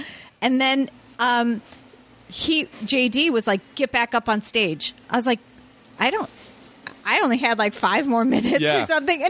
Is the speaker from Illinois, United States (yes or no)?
yes; Chicago, Illinois, United States; moved away as an adult; also born or lived in Carpentersville / Barrington / Schaumburg; now in Los Angeles, United States; South Side initially, and then Northwest Suburbs.